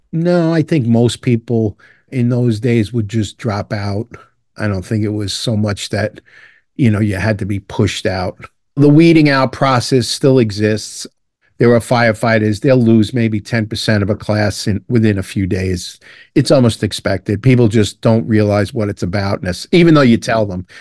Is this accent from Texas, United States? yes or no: no; New York City, New York, United States; also born or lived in Dublin, Ireland / Long Island, New York; I grew up in Brooklyn, New York, and my dad was a firefighter